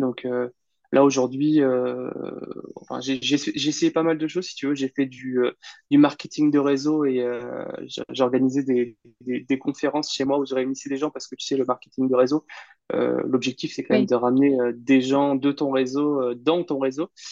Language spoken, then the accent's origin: French; Caen, Normandy, France; moved away as an adult; now in Bordeaux, France; je suis originaire de Normandie, donc en Basse-Normandie à Caen